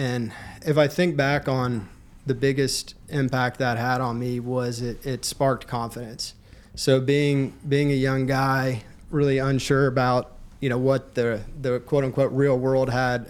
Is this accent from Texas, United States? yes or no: yes; Fort Worth, Texas, United States; moved away as an adult; now in Houston, United States; I grew up in the Fort Worth area, and my dad was actually an entrepreneur in the commercial real estate industry.